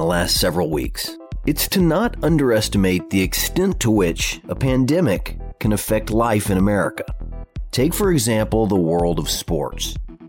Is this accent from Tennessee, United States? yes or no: yes; Tennessee, United States; my home state of Tennessee